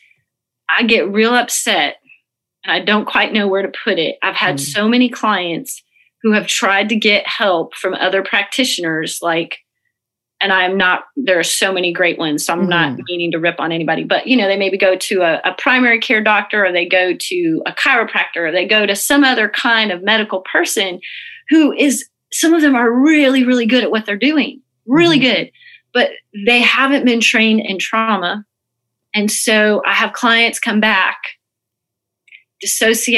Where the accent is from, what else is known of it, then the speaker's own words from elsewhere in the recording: Indiana, United States; I'm from Indiana